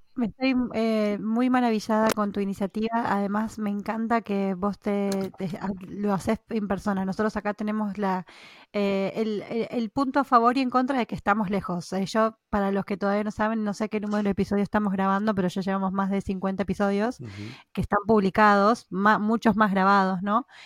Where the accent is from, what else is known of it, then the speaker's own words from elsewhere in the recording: Argentina; now in Norway; yo soy de Argentina